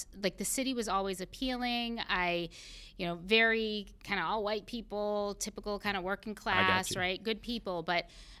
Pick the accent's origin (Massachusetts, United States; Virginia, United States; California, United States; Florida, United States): Massachusetts, United States; Pembroke; So I grew up on the South Shore of Massachusetts in a tiny little town called Pembroke.